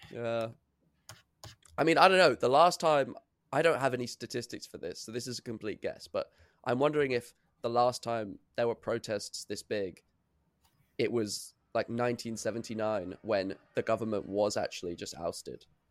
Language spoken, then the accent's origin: English; United Kingdom